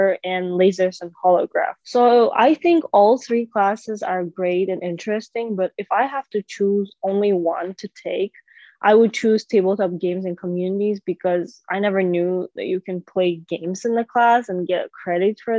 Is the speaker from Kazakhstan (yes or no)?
yes; Kazakhstan; now in Chicago, United States; my home country, Kazakhstan